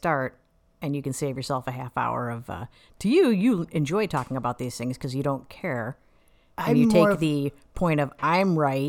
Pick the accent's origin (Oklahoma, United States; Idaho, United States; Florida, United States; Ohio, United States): Ohio, United States; moved away; I grew up in Ohio.